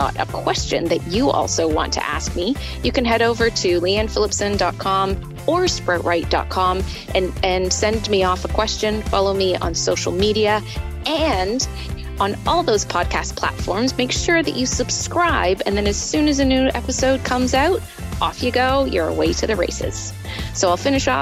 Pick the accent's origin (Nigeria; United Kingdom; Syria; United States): United Kingdom; Being British